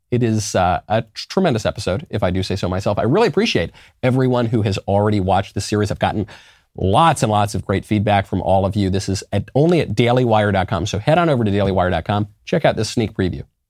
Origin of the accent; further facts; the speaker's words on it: New York, United States; moved away as an adult; also born or lived in Los Angeles; now in Nashville, United States; I'm from New York.